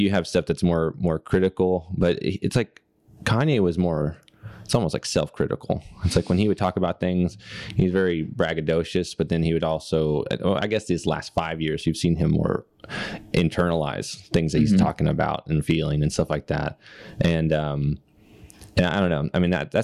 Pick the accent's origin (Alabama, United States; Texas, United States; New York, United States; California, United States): Texas, United States; Duncanville; growing up in Duncanville